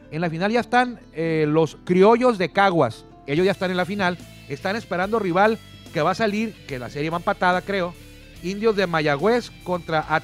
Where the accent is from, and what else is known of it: Mexico